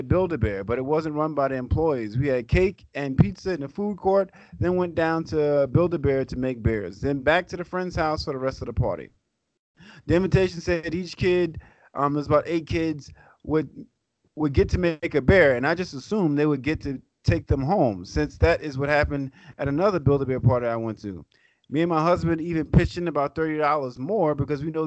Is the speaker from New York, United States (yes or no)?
yes; New York City, New York, United States; staying in Brooklyn my whole life and Queens my whole life